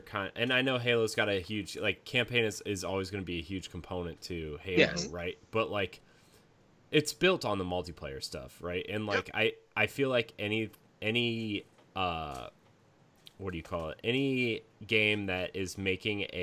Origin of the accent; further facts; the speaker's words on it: United States; As an American white male